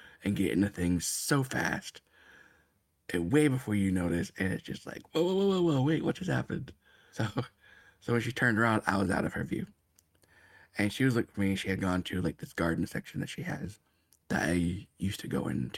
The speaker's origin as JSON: {"language": "English", "town": "Bradenton", "region": "Florida", "country": "United States", "tie": "born or raised there", "said": "I was born in Bradenton, Florida"}